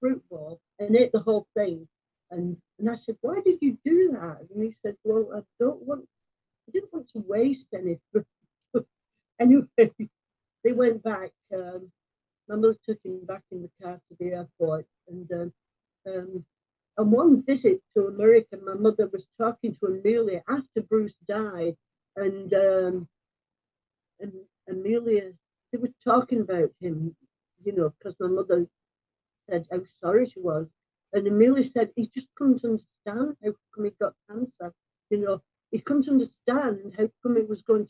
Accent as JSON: {"language": "English", "town": "Rochdale", "region": "North West England", "country": "United Kingdom", "also_born_or_lived": "Seattle / Salt Lake City / Italy / Germany", "moved": "yes", "said": "I'm from Rochdale"}